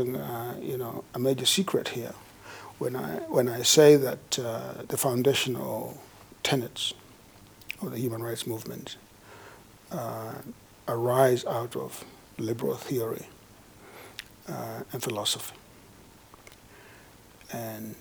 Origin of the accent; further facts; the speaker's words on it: Kenya; now in United States; I was born in Kenya, although I've lived most of my life in the United States, where I have become a professional, an academic there